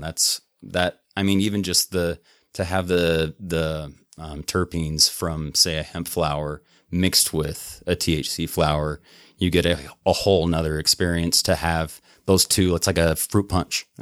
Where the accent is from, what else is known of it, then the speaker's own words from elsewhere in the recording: Lewiston, Utah, United States; I grew up in a little farm town of about a thousand five hundred at Lewiston, Utah